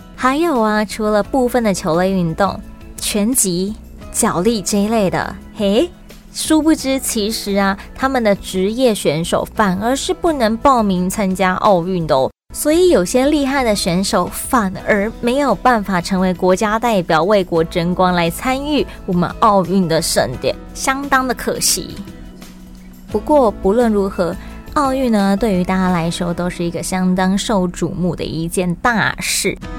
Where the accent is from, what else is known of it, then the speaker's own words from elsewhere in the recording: Taiwan; 咱们台湾人